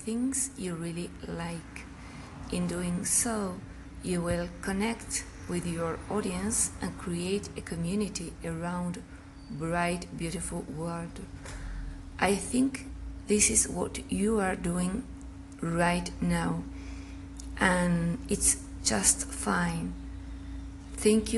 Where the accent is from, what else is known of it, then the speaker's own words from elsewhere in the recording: Argentina; English is a second language; I speak Spanish, I'm from Argentina